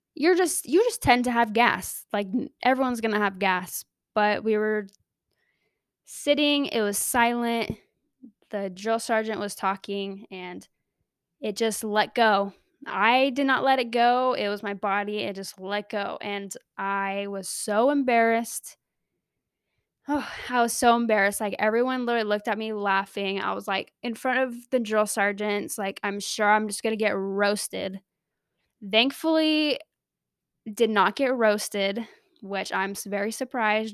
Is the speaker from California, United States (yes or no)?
yes; Riverside, California, United States; moved away as an adult; also born or lived in Salt Lake City, Utah; my parents moved down to California, Southern California, L A area, and I lived there ever since I moved out of the house at eighteen